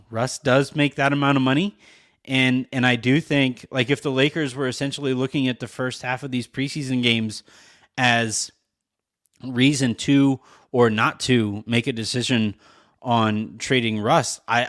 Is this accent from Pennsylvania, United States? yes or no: no; California, United States; so I grew up in Orange County and I went to a fairly big high school